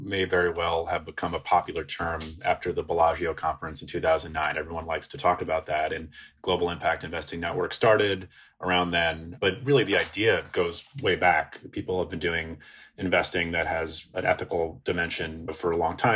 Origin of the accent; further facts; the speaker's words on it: New York, United States; moved away as an adult; also born or lived in Washington, D.C.; I grew up in New York, right outside the city